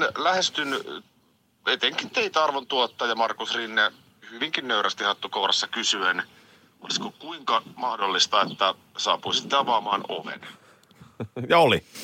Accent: Nurmijärvi, Uusimaa, Finland; Mä oon Nurmijärveltä.

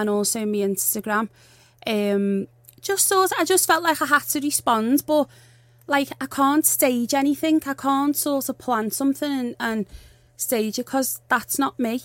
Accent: Liverpool, North West England, United Kingdom; I'm from Liverpool. I'm not soft.

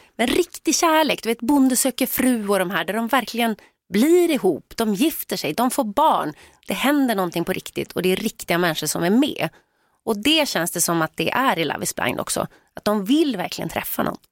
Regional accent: Sweden; vi svenskar

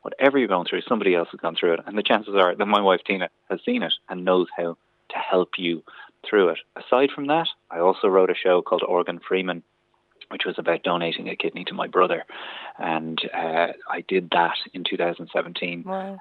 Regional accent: County Kildare, Ireland; I'm also from Kildare

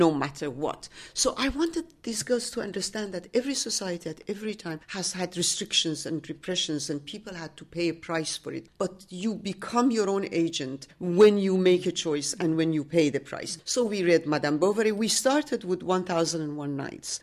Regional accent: Tehran, Tehran Province, Iran; moved away as an adult; now in Washington, D.C., United States; I was born in Tehran, and I live in Washington, D C.

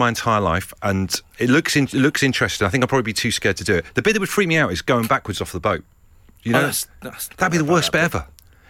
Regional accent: Brixham, South West England, United Kingdom; I grew up in Brixham in Devon.

